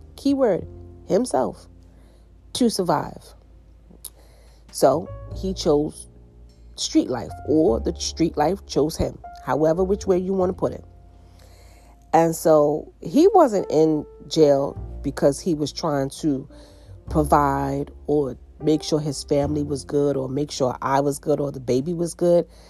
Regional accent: United States; most of my family, they were in the islands, and I grew up in the States. And so my brothers were born in the island. I was the only one born in the States.

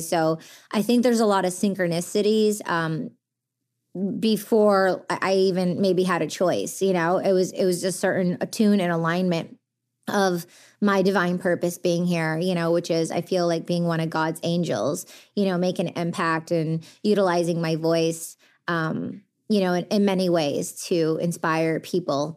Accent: Detroit, Michigan, United States; growing up in the Detroit underground, uh, music culture when all the biggest international D Js from around the world were coming to my backyard when I was a kid

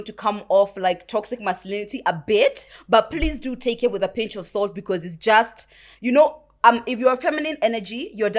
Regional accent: United Kingdom; accent: British; when I first got here, even now, my British accent is not so conk, so you can't always know that I was raised there, right?

